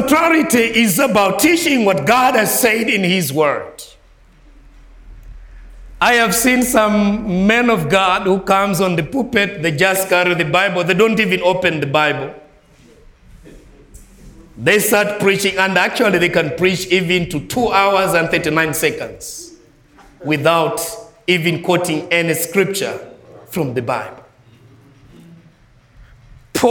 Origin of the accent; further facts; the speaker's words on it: Malawi; I'm not from United States. I'm from Malawi.